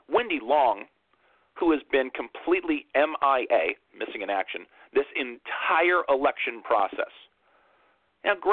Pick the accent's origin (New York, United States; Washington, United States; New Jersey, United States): New York, United States; Brooklyn; Vote for me because I'm a kid from Brooklyn.